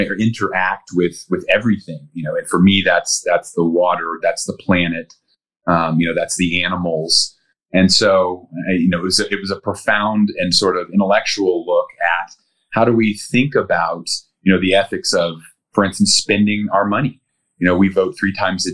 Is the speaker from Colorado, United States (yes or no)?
yes; Denver, Colorado, United States; I grew up in Colorado. So born and raised, I'm a Colorado native